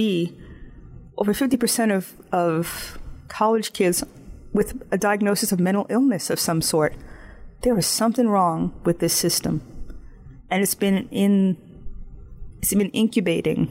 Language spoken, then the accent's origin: English; United States; I live in the United States. I'm not a South African. I'm not a Canadian. And I have certain norms that I grew up with that makes me proud of my country.